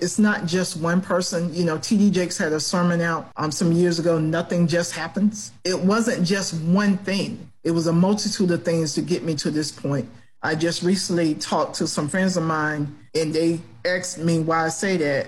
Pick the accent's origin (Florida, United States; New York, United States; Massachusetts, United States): Florida, United States; Gadsden County; I'm from Gadsden County